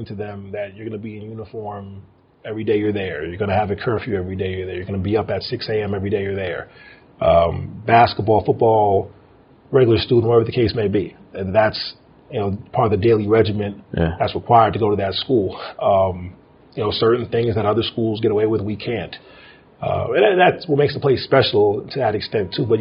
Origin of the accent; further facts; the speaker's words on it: New York City, New York, United States; moved away as an adult; also born or lived in Paramus, New Jersey / Roswell, New Mexico / Kingsville, Texas; now in New Mexico, United States; I'm from New York City. Spent part of my youth in North Jersey, Paramus, New Jersey as well, too